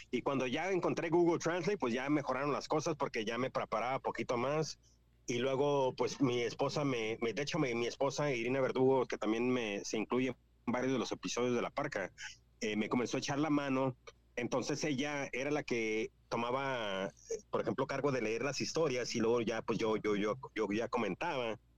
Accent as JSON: {"language": "Spanish", "region": "California", "country": "United States", "second_language": "Spanish", "said": "pues yo soy de Califas, mi jefe es de Guanajuato, mi mamá es de Guanajuato, pero pues siendo de Estados Unidos y todo, lo perdemos, güey"}